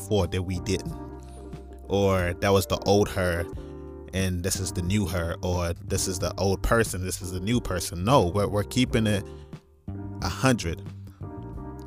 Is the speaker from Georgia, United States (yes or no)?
no; North Carolina, United States; also born or lived in New York / Nigeria; now in Iowa, United States; I'm Nigerian by nationality. Definitely was raised in New York, grew up in North Carolina. Big ups, North Carolina. I'm currently in Iowa